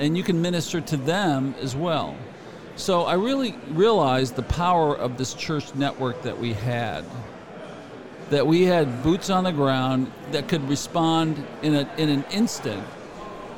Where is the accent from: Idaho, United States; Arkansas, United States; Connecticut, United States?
Connecticut, United States; moved away as an adult; also born or lived in California / New York City; I grew up in Connecticut and went to California with some buddies of mine when I was 19 years old